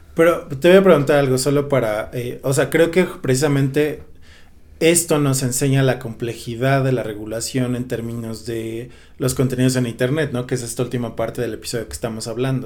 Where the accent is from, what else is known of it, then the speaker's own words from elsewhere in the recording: Mexico; como mexicanos